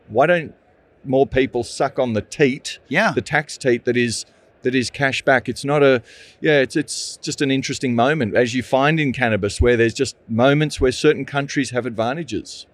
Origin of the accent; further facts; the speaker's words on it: Australia; accent: Australian; I'm the Australian